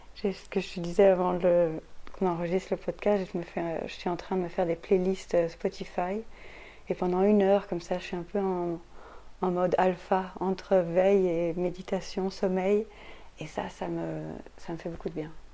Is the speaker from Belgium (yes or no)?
yes; Belgium; also born or lived in Brussels; je suis belge, je vis ici à Bruxelles